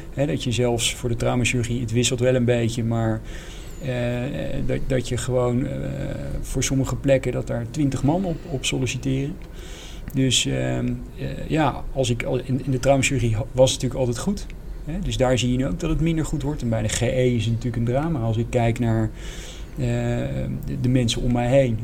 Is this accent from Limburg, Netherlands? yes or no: no; Zeist, Utrecht, Netherlands; ik ben geboren in, in Zeist, in de Zeiste Bossen. Dus dat is eigenlijk vlakbij uh, bij, eh, bij Utrecht.